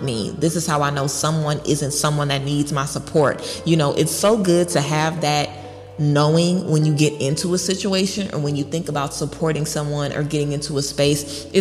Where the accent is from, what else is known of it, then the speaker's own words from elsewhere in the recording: Baton Rouge, Louisiana, United States; I'm from Baton Rouge, Louisiana